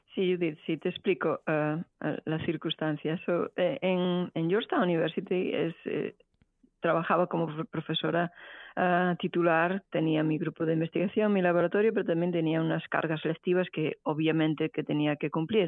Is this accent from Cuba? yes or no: no; Bretoña, Galicia, Spain; moved away as an adult; also born or lived in Santiago de Compostela / Barcelona / Paris; now in Houston, United States; yo soy originariamente de Galicia, eh, en concreto de Bretoña, que es un pueblo de la provincia de Lugo